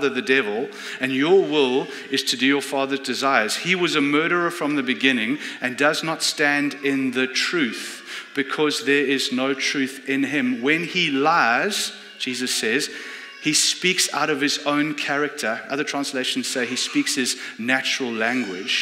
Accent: South Africa; moved away; I come from South Africa.

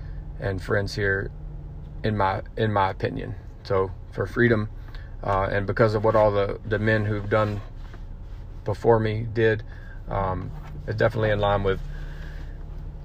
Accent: Birmingham, Alabama, United States; also born or lived in Mexico; I'm from Birmingham, Alabama

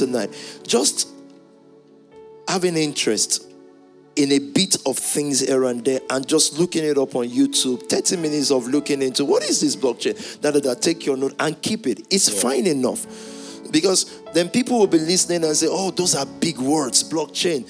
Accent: Yorubaland, Nigeria; I'm from the Yoruba tribe

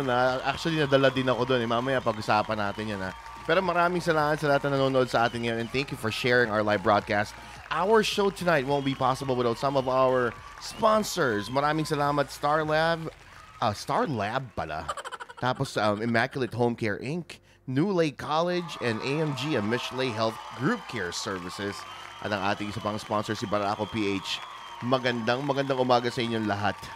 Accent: Alitagtag, Calabarzon, Philippines; Alitagtag, Batangas ako, no?

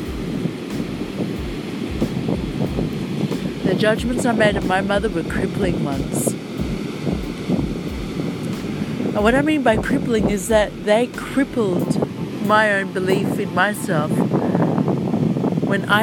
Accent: Australia; also born or lived in Egypt; I was born in Egypt. Then I came to Australia when I was about 8 months old.

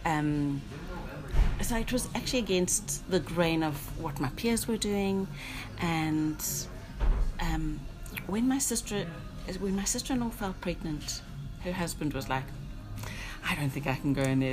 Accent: South Africa; moved away as an adult; now in Northern Ireland, United Kingdom; I'm originally from South Africa

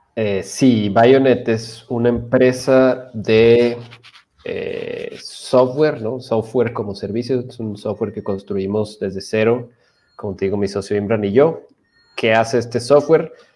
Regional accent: Chihuahua, Mexico; soy de Chihuahua

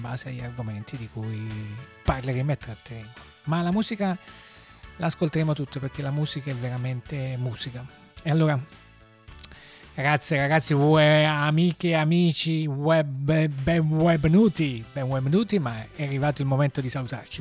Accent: Naples, Campania, Italy; si sente un po' l'accento? Sì, siamo, siamo da Napoli

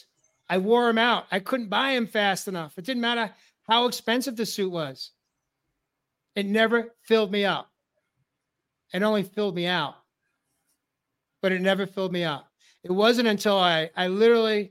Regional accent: New York, United States; I grew up in New York area, New York metro

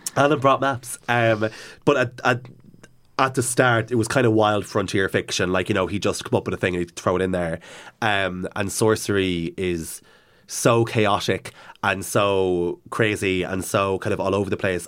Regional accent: Cavan, Ulster, Ireland; growing up in Cavan

